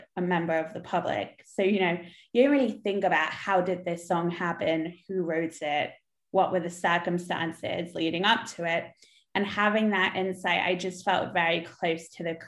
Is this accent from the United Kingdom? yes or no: yes; London, United Kingdom; now in Los Angeles, United States; which it was my hometown